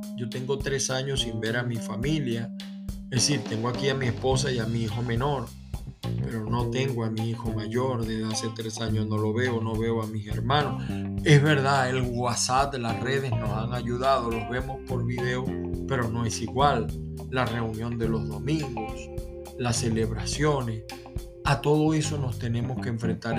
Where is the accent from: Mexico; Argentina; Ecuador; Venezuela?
Venezuela; moved away as an adult; now in United States; soy de Venezuela